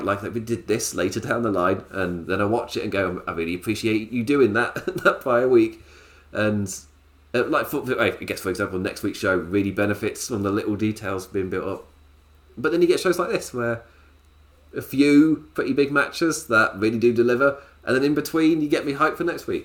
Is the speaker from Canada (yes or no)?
no; England, United Kingdom; I'm English